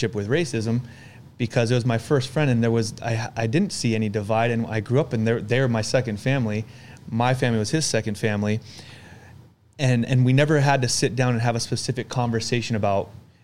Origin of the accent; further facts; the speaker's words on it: Arizona, United States; also born or lived in Chicago, Illinois; I moved from Chicago to Arizona and I was really young. I was 3 or 4 years old